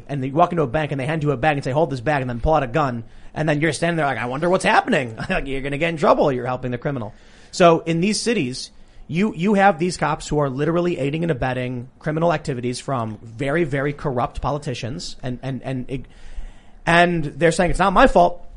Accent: Chicago, Illinois, United States; I growing up in Chicago

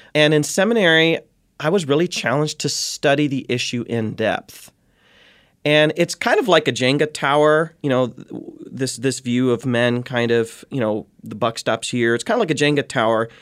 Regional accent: Ohio, United States; born and raised in Ohio, the heartland

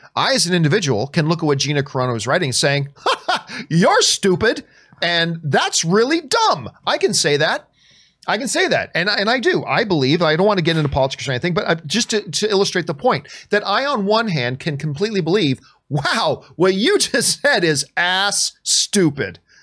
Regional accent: Canada; I'm Canadian

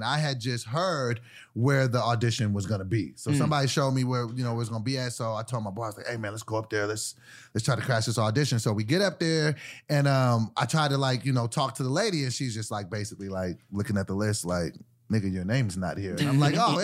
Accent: Sacramento, California, United States; I'm from Sacramento

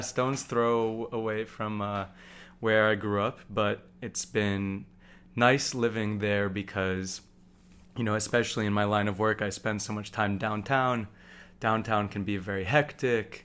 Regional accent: New York City, New York, United States; I grew up here in New York City

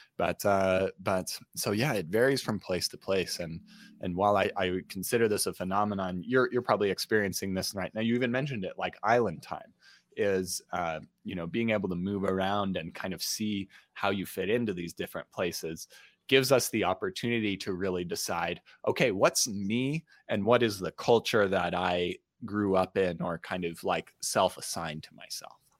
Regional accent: Utah, United States; I grew up in Utah.

